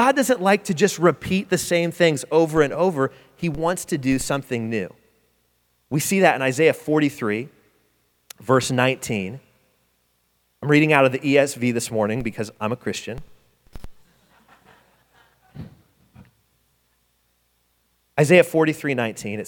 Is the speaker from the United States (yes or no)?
yes; Detroit, Michigan, United States; moved away; I'm from Detroit. It's cold, but it ain't this cold.